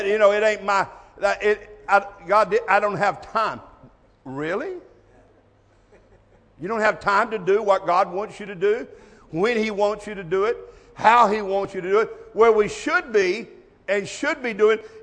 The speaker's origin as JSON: {"language": "English", "country": "United States", "tie": "born or raised there", "said": "I was born in America"}